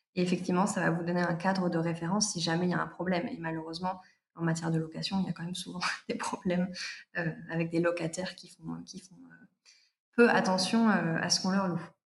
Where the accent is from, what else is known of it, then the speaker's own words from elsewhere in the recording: Provence-Alpes-Côte d'Azur, France; also born or lived in Paris; now in Toulouse, France; je suis originaire des Alpes-Maritimes